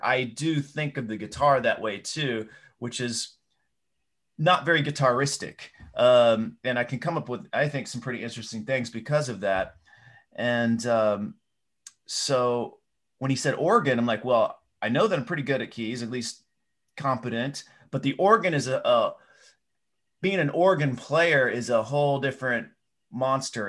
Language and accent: English; Knoxville, Tennessee, United States; I grew up in Knoxville, Tennessee